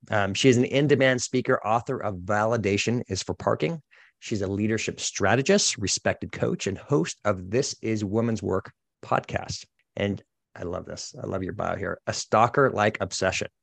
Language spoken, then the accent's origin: English; Boston, Massachusetts, United States; moved away; I'm originally from the Boston area